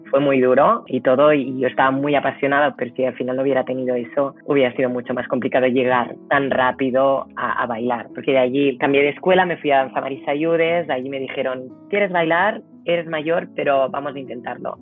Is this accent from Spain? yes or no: yes; Granollers, Catalonia, Spain; moved away as an adult; now in Poznań, Poland; Yo con tres añitos fui a ver un espectáculo en la plaza de mi pueblo, en Granollers